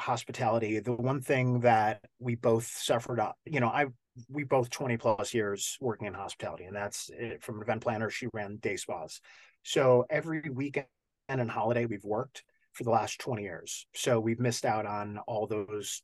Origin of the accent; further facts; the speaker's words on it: Chicago, Illinois, United States; moved away; I'm from Chicago